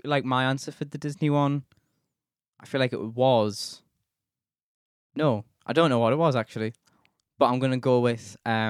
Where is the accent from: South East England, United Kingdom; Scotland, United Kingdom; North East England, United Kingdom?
North East England, United Kingdom; Durham; Born in Durham, Dryburn Hospital, before it got knocked down and rebuilt.